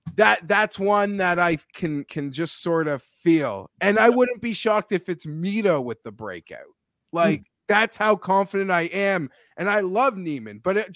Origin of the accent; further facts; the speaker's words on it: Toronto, Ontario, Canada; Filmed in my hometown.